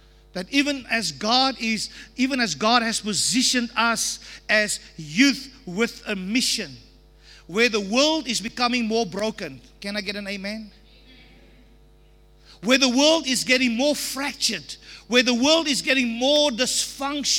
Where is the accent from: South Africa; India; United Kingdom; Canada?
South Africa; I can only talk about South Africa